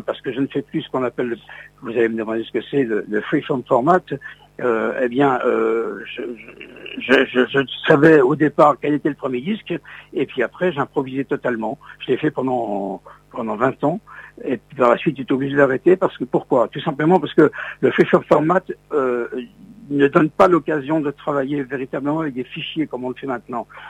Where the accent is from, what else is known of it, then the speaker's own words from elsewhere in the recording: Metz, Grand Est, France; moved away; je suis originaire de la ville de Metz, en Lorraine